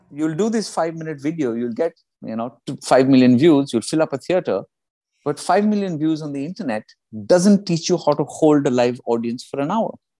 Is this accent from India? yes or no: yes; India; moved away; also born or lived in United Kingdom; I'm from India